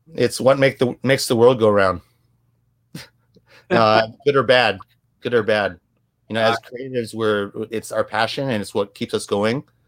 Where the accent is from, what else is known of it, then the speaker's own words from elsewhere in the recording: United States; growing up in an Asian household, but then growing up in American communities.